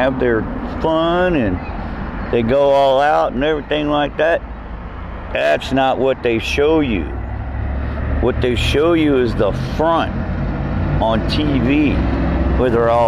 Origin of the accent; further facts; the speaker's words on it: Annapolis, Maryland, United States; Annapolis, Maryland, my hometown where I grew up.